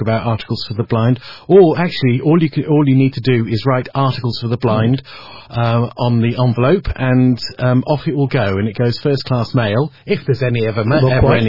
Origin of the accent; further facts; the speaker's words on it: Marston Green, West Midlands, United Kingdom; I was born in Marston Green